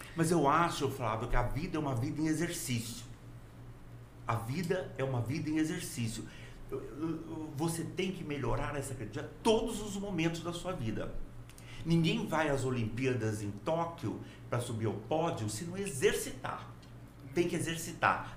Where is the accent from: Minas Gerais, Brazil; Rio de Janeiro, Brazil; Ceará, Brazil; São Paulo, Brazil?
Minas Gerais, Brazil; now in Porto Velho, Brazil; Eu nasci em Minas e passei a maior parte da minha vida hoje em Rondônia